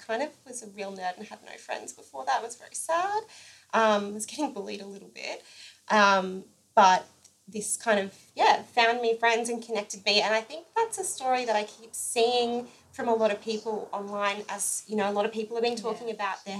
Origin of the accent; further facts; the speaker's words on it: Rockhampton, Queensland, Australia; we're both from Rockhampton